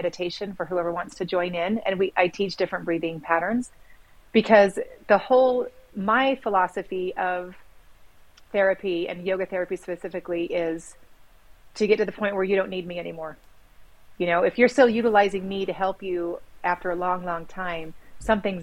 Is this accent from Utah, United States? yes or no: yes; Sandy, Utah, United States; also born or lived in Sacramento; now in Midway, United States; I grew up in Little Cottonwood Canyon area. It was sandy.